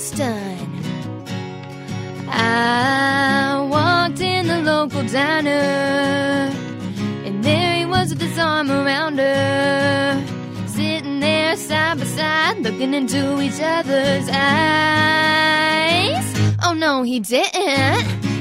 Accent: Virginia, United States; I shot it in my hometown in Virginia

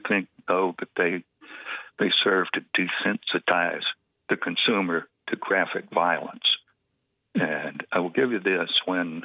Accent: Georgia, United States; From Georgia.

